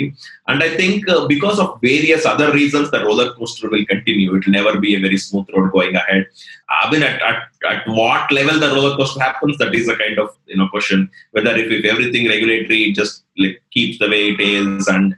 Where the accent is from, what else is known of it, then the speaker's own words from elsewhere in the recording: India; if we being Indian